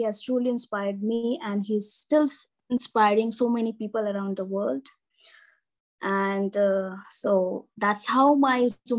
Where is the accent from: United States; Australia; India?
India; Northeast India; I belong from northeastern part of the country.